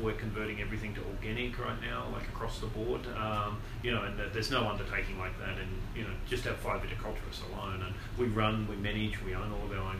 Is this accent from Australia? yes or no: yes; Australia; moved away; I'm Australian.